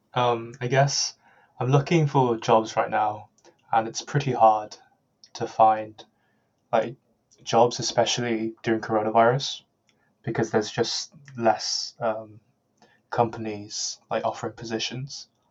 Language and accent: English; Birmingham, West Midlands, United Kingdom; I'm from Birmingham